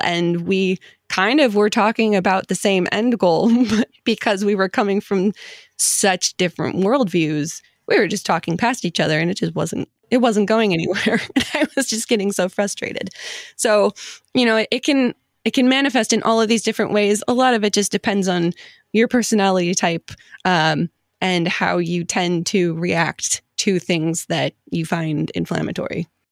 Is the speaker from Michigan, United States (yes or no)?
yes; Detroit, Michigan, United States; I'm from the Detroit area